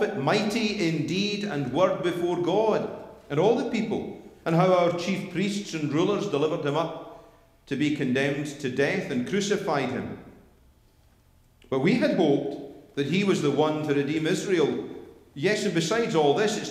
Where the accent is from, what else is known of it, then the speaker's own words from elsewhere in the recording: Scotland, United Kingdom; moved away as an adult; now in United States; I'm Scottish